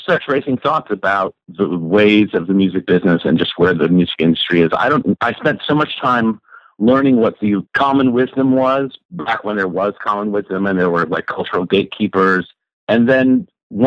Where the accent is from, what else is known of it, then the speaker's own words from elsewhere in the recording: Boston, Massachusetts, United States; moved away; also born or lived in New York City; I grew up in Boston where they had a thing called Dial-Up Prayer.